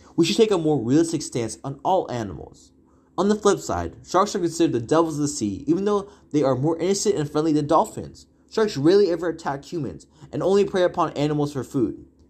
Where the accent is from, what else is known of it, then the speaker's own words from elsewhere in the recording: Walnut Creek, California, United States; I am from the Bay Area, more specifically Walnut Creek